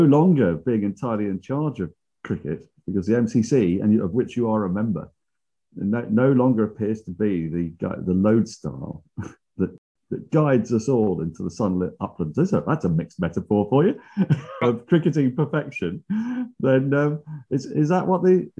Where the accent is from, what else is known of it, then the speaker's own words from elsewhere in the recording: England, United Kingdom; I am English